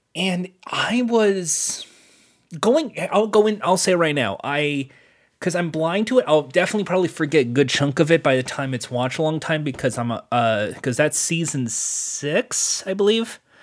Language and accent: English; United States; as an American